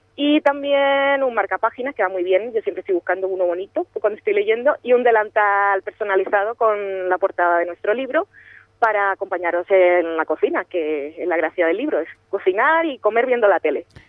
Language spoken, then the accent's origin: Spanish; Colombia; yo soy de Colombia